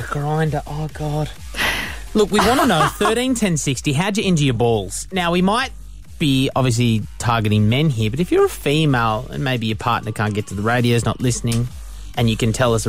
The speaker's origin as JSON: {"language": "English", "town": "Torquay", "region": "Victoria", "country": "Australia", "tie": "born or raised there", "said": "I grew up in Torquay. It's a small surf coast town in Victoria. And I was on the monkey bars at Torquay Primary School."}